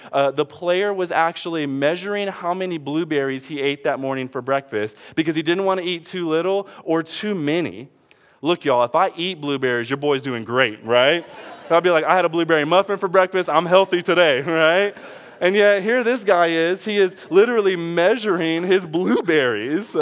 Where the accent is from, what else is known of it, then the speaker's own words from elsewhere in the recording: Detroit, Michigan, United States; I'm from Detroit